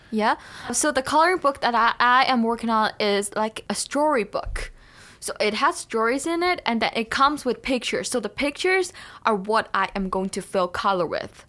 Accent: China; now in Thunder Bay, Canada; I come from China

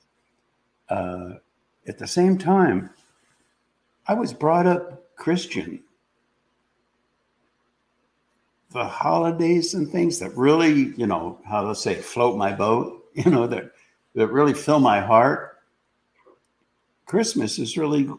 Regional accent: Columbus, Ohio, United States; I grew up in Columbus, Ohio

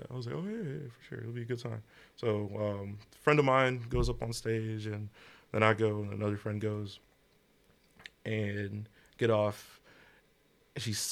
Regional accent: London, United Kingdom; You know, I'm from uh, I'm from the North End, London.

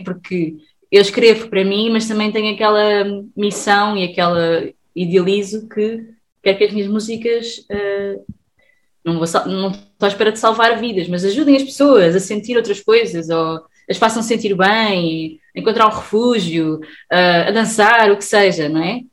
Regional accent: Sesimbra, Setúbal, Portugal; eu sou de Sesimbra

